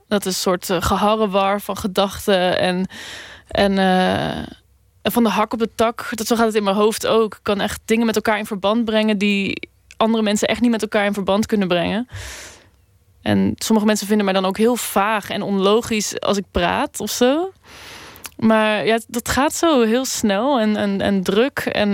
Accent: Randstad, Netherlands; Een beetje in de randstad waar ik ben opgegroeid

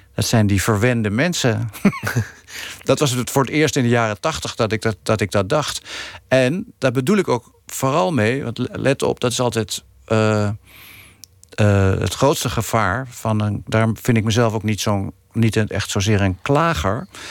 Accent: Netherlands; ik ben gewoon een Nederlander, is gewoon niet te ontkennen.

